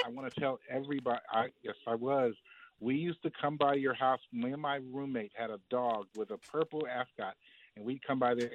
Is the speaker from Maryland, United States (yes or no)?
yes; Maryland, United States; moved away as an adult; now in Alabama, United States; I'm from Maryland, but I'm in Alabama working